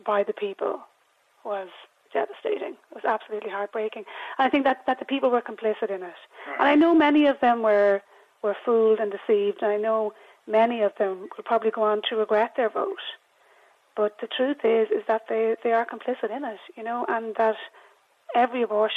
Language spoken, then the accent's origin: English; Ireland; I'm a very patriotic Irish person, woman